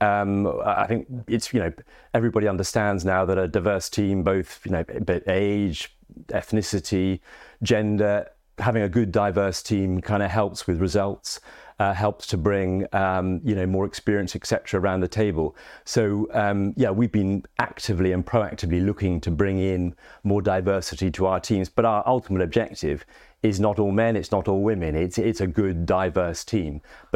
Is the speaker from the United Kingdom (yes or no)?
yes; Cambridge, East of England, United Kingdom; moved away as an adult; now in North East England, United Kingdom; I'm someone from Cambridge originally who's been living in the northeast for 17, 18 years.